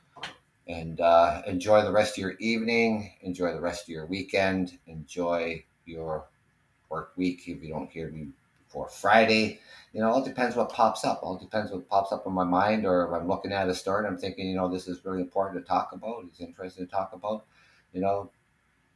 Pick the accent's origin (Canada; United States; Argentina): Canada; We're Canadian